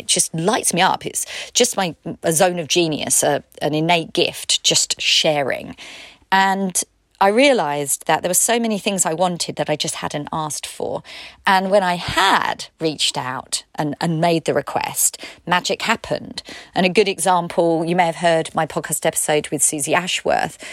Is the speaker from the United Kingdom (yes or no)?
yes; United Kingdom; I'm British